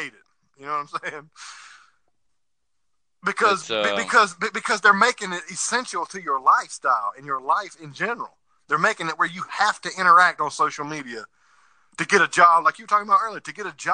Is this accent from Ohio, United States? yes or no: no; South Carolina, United States; moved away as an adult; My hometown, where I come from in South Carolina